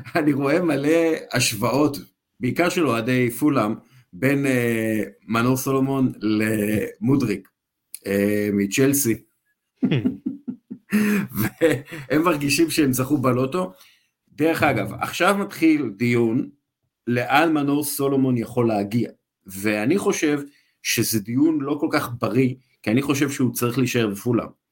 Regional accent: Israel; אנחנו בתור ישראלים, אנחנו יודעים שלא תמיד קל לנו להתבטא בשפה אחרת

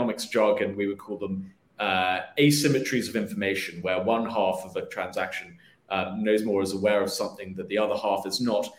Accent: United Kingdom; moved away as an adult; also born or lived in London; now in United States; I'm originally from the United Kingdom. I moved here in about 2015 for work.

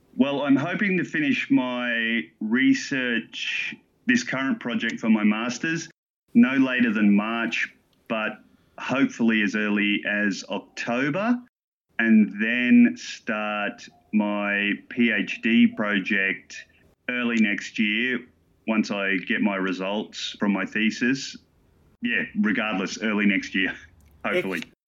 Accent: Gladstone, Queensland, Australia; now in Sydney, Australia; I grew up in Gladstone, Queensland

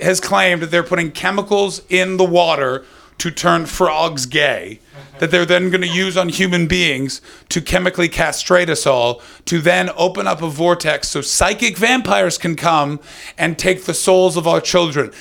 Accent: near Chorley, North West England, United Kingdom; Near Chorley

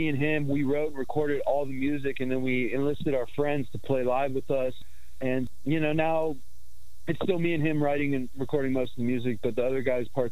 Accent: Los Angeles, Ventura County area, California, United States; we're from Los Angeles, Ventura County area

